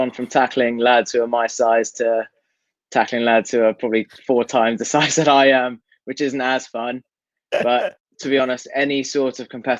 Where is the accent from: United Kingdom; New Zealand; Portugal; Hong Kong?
Hong Kong; born or raised there